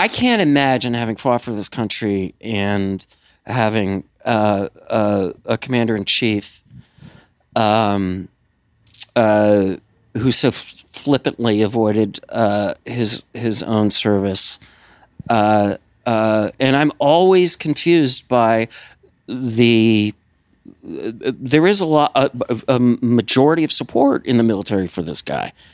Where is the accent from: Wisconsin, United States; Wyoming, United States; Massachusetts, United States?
Wisconsin, United States; Madison; moved away as an adult; also born or lived in Philadelphia, Pennsylvania; I was born in Madison. When I was about, uh, three years old, I moved, uh, outside of Philly and then back to Madison for high school